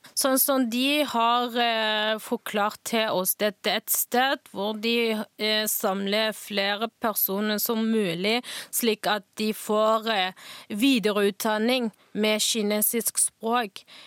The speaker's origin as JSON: {"language": "Norwegian", "region": "Northwest China", "country": "China", "second_language": "Norwegian", "moved": "yes", "lives_now": "Stavanger, Norway", "said": "jeg kommer fra Nordvest i Kina"}